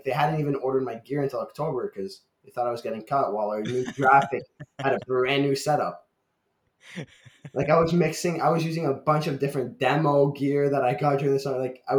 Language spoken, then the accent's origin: English; Ottawa, Ontario, Canada; moved away; one of my games in my hometown in Ottawa